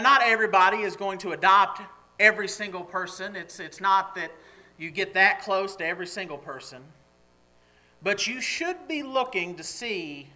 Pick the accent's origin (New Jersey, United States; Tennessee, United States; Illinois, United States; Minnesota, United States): Tennessee, United States; Nashville; now in Grove City, United States; growing up in Nashville